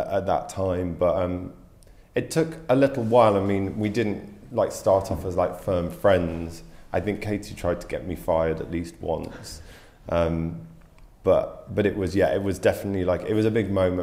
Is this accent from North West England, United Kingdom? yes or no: yes; Carlisle, North West England, United Kingdom; moved away; also born or lived in Yorkshire / London; I grew up in the north of England. I was born in Yorkshire and then grew up later in Cumbria, Carlisle